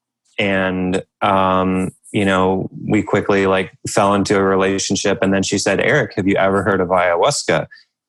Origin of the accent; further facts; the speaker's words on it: United States; growing up in America, growing up with a military father